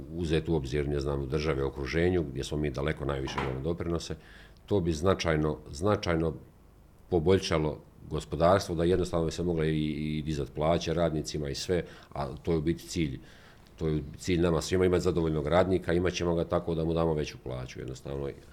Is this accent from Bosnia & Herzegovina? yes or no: yes; Rakitno, Federation of Bosnia and Herzegovina, Bosnia & Herzegovina; ja odakle dolazim iz Rakitnu